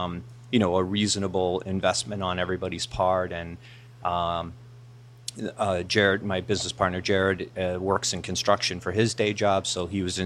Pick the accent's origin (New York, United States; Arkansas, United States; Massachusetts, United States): Massachusetts, United States; Framingham; also born or lived in Ashland, Massachusetts; I grew up in the eastern part of the state. I grew up in the Framingham, Natick area.